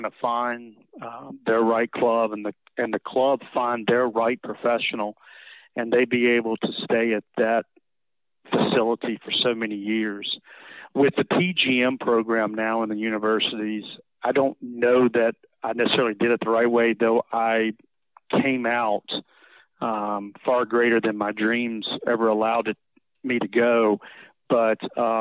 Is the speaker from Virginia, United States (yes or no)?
yes; Virginia, United States; also born or lived in Sea Island, Georgia; now in Georgia, United States; back to my home state